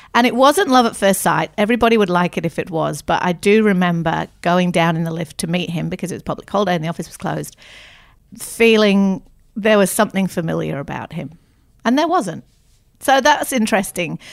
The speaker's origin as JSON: {"language": "English", "town": "Manchester", "region": "North West England", "country": "United Kingdom", "tie": "born or raised there", "moved": "yes", "lives_now": "Australia", "said": "I'm originally from England, grew up in Manchester."}